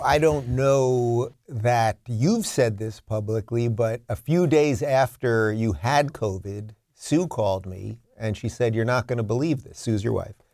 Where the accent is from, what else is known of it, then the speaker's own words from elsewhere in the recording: New York, United States; I come from New York.